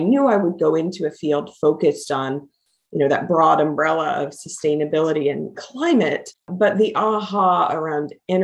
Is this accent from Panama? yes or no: no; Kansas, United States; I grew up in Kansas and grew up for a number of years on a farm in a rural part of Kansas outside of Wichita